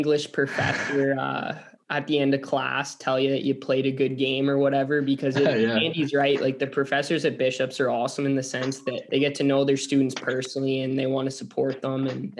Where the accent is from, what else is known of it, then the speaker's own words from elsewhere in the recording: Ottawa, Ontario, Canada; moved away as an adult; now in Sherbrooke, Canada; I'm from Ottawa.